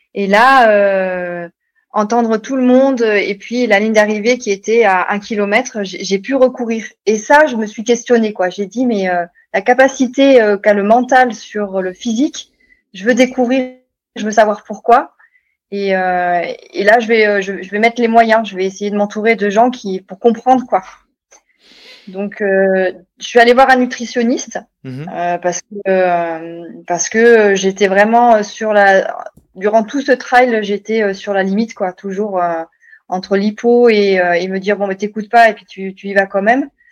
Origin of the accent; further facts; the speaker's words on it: Bordeaux, Nouvelle-Aquitaine, France; moved away as an adult; also born or lived in Haute-Savoie; now in Annecy, France; Je suis originaire de Bordeaux, dans le sud-ouest, et ça fait 15 jours que j'habite en Haute-Savoie, à côté de Annecy.